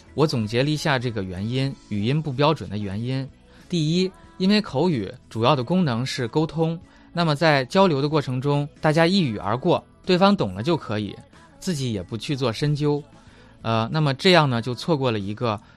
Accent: China; 我们中国人经常犯的错误

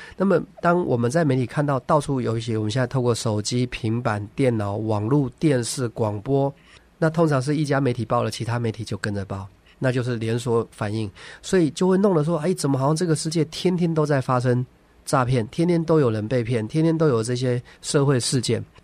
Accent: Taiwan; 我小的时候嗯，呃，在，就是在台湾，我那个，那个年代，就是我是一九七三年出生的嘛

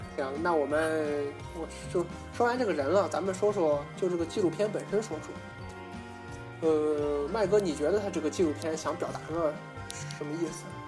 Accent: China; 作为华人来说，我觉得还是回到自己的祖国，让它变得富强

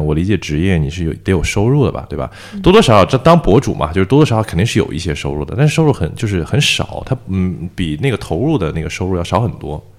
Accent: Shenzhen, Guangdong, China; also born or lived in Beijing; 我是北京人，在深圳长大的

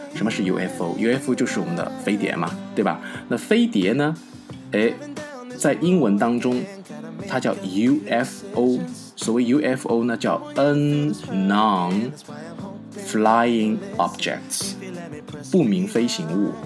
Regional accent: China; 我们中国人

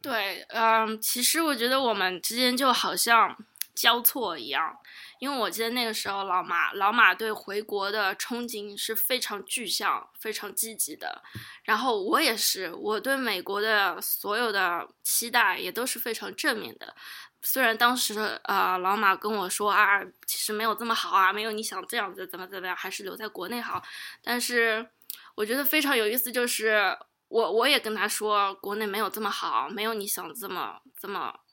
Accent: Shanghai, China; first language Chinese; moved away as an adult; now in United States; 作为一个上海嗲妹妹的话

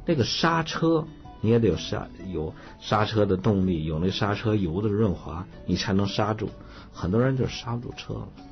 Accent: Datong, Shanxi, China; moved away; 我小时候，我老家这个大同还比较冷

